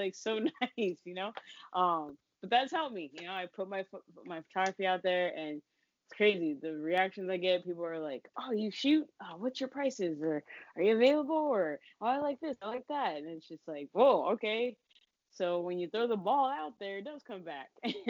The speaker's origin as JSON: {"language": "English", "town": "Fontana", "region": "California", "country": "United States", "moved": "yes", "lives_now": "New York, United States"}